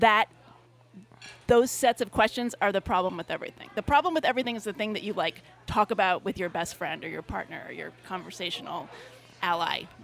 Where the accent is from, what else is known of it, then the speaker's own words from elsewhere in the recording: California, United States; I'm from California